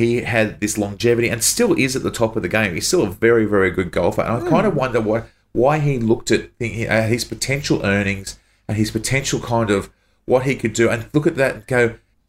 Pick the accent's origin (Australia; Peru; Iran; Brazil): Australia; born or raised there